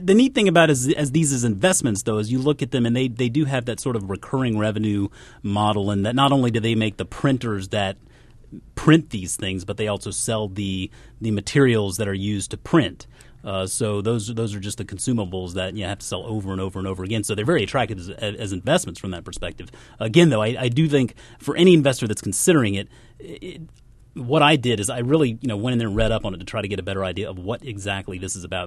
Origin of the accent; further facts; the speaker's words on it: South Carolina, United States; moved away as an adult; also born or lived in Georgia; I grew up in South Carolina, went to college in South Carolina